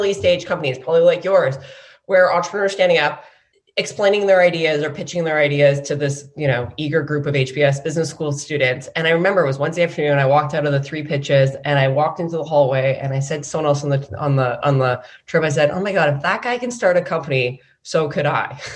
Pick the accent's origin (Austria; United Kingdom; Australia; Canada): Canada; moved away as an adult; also born or lived in San Francisco, United States; I grew up in Canada and I came down to the US for business school